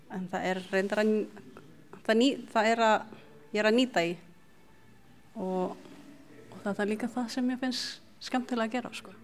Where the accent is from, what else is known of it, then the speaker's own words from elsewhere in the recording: Cebu City, Central Visayas, Philippines; now in Iceland; alin upp í Cebu.